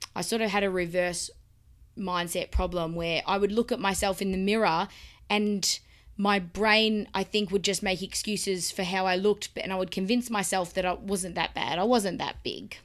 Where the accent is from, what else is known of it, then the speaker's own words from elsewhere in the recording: Melbourne, Victoria, Australia; I was born in Melbourne, Australia, where I live now, where we live now, and I've lived here all my life.